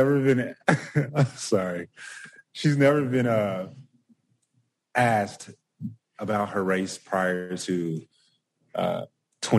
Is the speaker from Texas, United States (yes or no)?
yes; Dallas, Texas, United States; now in Austin, United States; I'm from Dallas